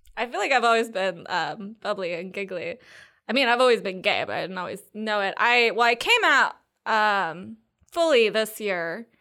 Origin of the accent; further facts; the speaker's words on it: Triangle Area, North Carolina, United States; also born or lived in Seattle, Washington; I grew up in North Carolina. I was born in Seattle, but I've been here since I was two. So basically here, Triangle Area-ish